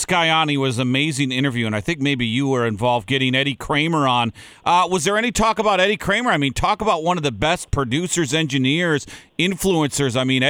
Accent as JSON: {"language": "English", "town": "Saint Paul", "region": "Minnesota", "country": "United States", "tie": "born or raised there", "said": "I'm a homer, but I grew up in St. Paul, Minneapolis."}